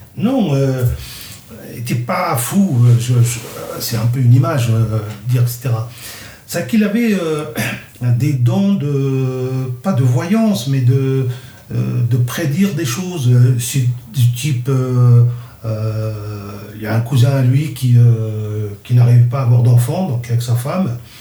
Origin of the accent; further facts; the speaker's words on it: Kabylie, Algeria; first language Kabyle; French is a second language; moved away; ma première langue, c'est ma langue maternelle, le kabyle. Et j'ai appris le français en deuxième langue.